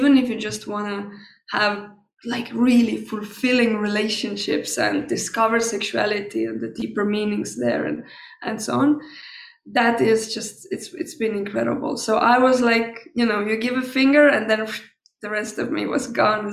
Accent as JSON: {"language": "English", "country": "Estonia", "tie": "born or raised there", "also_born_or_lived": "Tallinn", "said": "I was born in Estonia, and I grew up there"}